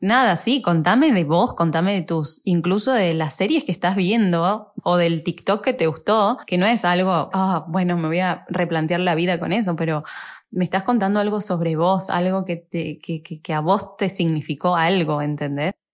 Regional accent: Argentina; moved away as an adult; also born or lived in Paris, France / Germany / Italy; me volví a Argentina

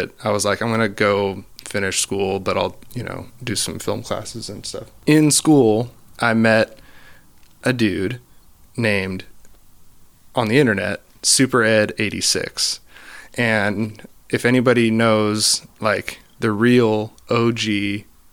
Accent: Oregon, United States; I grew up in Oregon on the coast in like a small town.

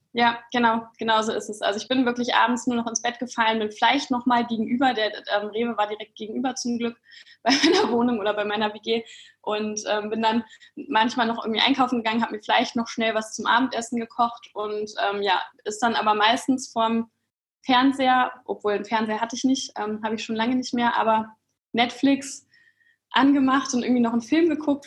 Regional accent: Kassel, Hesse, Germany; moved away as an adult; also born or lived in Frankfurt; Ich komme ursprünglich aus Kassel oder aus der Nähe von Kassel

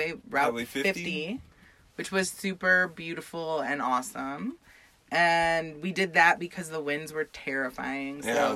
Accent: Ohio, United States; moved away; also born or lived in New York; But I'm from Ohio and then New York. Yeah. So I'm an Ohioan and a New Yorker

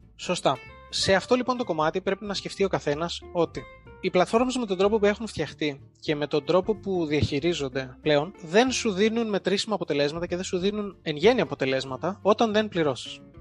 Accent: Heraklion, Crete, Greece; moved away as an adult; also born or lived in England; now in Athens, Greece; είμαι από το Ηράκλειο της Κρήτης, δουλεύω σε μια διαφημιστική εταιρεία στην Αθήνα

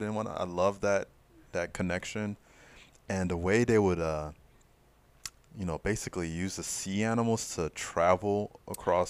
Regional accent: Fort Lauderdale, Florida, United States; I'm from Fort Lauderdale

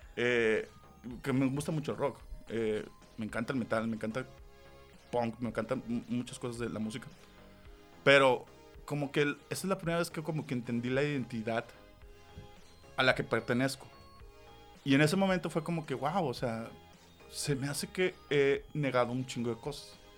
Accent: Monterrey, Nuevo León, Mexico; Yo como persona que nací en esta ciudad o esta tierra, no pertenezco.

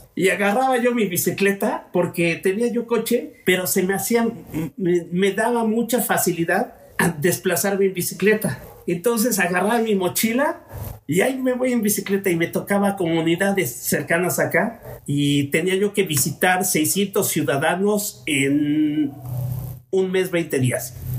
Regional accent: Mexico; como mexicanos

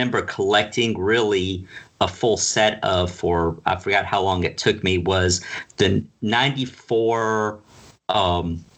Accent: Pensacola, Florida, United States; now in Tallahassee, United States; I grew up in Pensacola, Florida

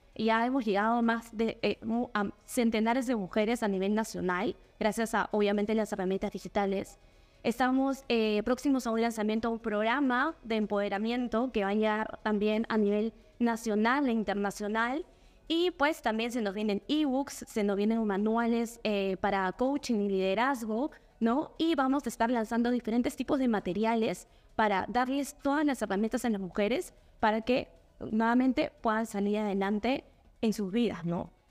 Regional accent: Peru

